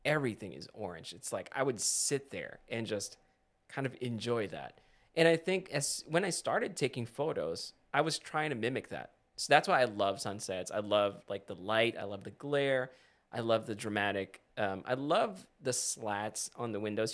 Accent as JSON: {"language": "English", "country": "Philippines", "tie": "born or raised there", "moved": "yes", "said": "when I was growing up in the Philippines, we always had dramatic sunsets"}